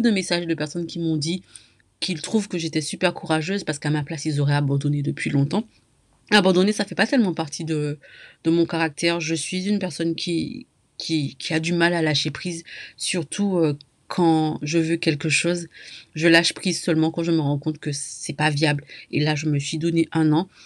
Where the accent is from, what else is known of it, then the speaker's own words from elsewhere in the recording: Martinique; je viens moi-même de la Martinique